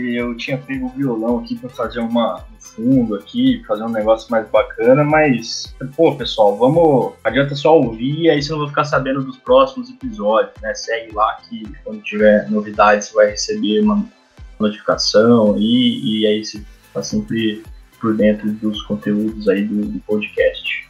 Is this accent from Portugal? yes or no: no; interior of São Paulo, Brazil; accent: interior paulista; ser do interior de São, de São Paulo